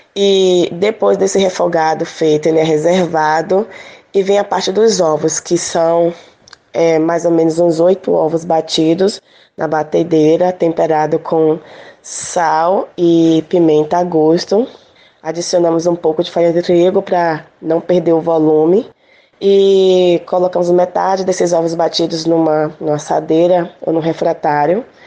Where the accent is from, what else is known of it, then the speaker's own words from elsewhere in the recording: Salvador, Bahia, Brazil; now in Camaçari, Brazil; Eu sou de Salvador, moro atualmente na região metropolitana, em Camaçari